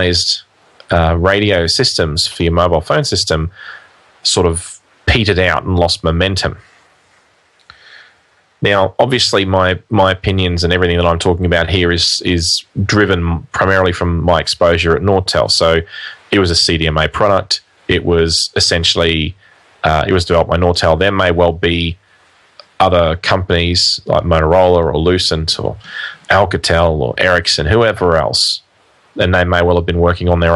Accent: Australia; in Australia, we're not a big country in terms of population, although we are a big country in terms of area.

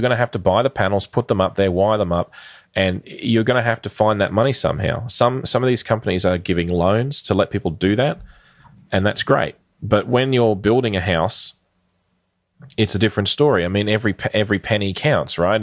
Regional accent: Queensland, Australia; in Queensland, which is the state that I live in and grew up in, spent most of my life in for that matter

